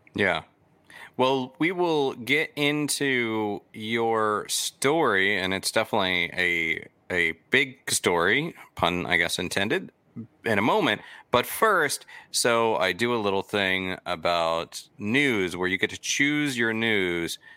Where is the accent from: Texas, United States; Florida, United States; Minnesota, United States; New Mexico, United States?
Florida, United States; growing up in Florida